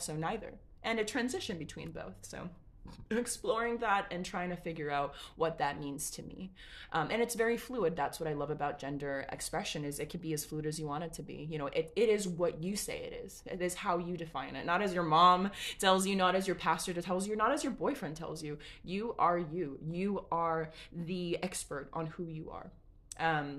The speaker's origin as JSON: {"language": "English", "town": "Los Angeles", "region": "California", "country": "United States", "said": "I'm Mexican American, and we live in Los Angeles"}